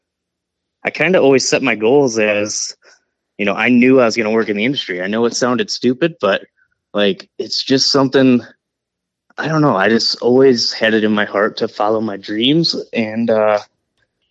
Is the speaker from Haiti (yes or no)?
no; Canada; accent: Canadian; now in Wisconsin, United States; I'm a Canadian brother, all right? I live in Wisconsin